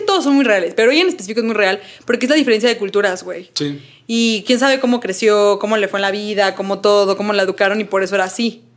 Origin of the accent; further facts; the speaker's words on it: Mexico; Donde yo antes vivía de niña en Cuapita la Bella. cuapa Eh, Cuapa.